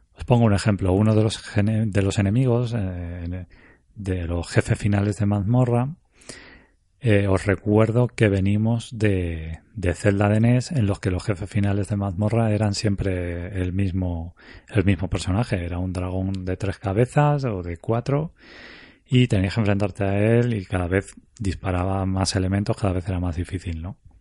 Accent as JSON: {"language": "Spanish", "country": "Spain", "said": "yo soy español"}